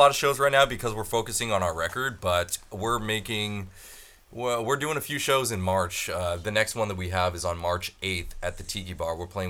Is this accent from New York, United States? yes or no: no; Costa Mesa, California, United States; we're from Costa Mesa, but our influences come from both the South, but also from Britain, too.